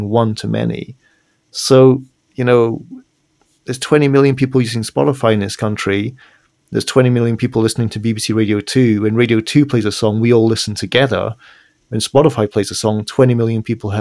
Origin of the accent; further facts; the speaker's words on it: Edinburgh, Scotland, United Kingdom; my hometown of Edinburgh